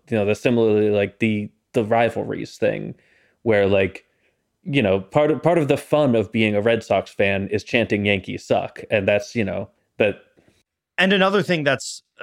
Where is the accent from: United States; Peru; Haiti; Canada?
Canada; Look, I'm Canadian.